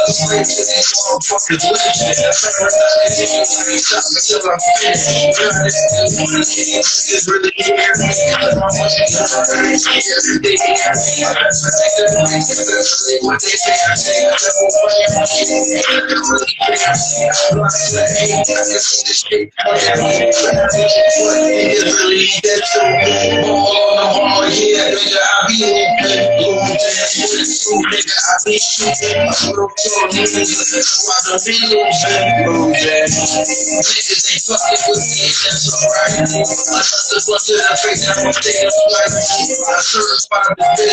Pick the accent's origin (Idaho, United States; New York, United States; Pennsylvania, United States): New York, United States; New York City; now in Atlanta, United States; I'm from New York. I'm from Queens, New York. The bottom of the hearse, Corona